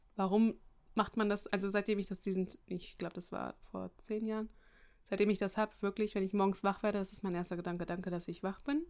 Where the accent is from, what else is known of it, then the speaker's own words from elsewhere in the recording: Germany; bei uns in Deutschland